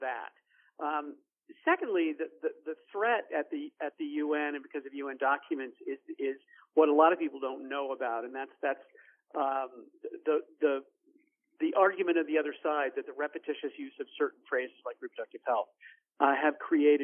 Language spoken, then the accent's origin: English; United States; we as American pro-lifers